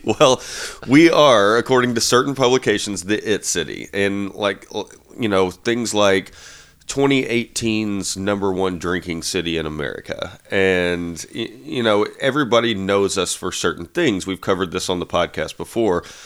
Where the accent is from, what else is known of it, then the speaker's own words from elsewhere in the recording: Nashville, Tennessee, United States; I am from Nashville